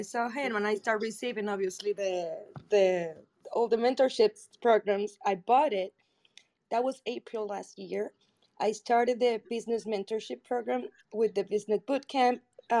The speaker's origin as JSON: {"language": "English", "country": "Puerto Rico", "moved": "as an adult", "lives_now": "Miami, United States", "said": "I moved to Miami from Puerto Rico recently, like a couple of years ago"}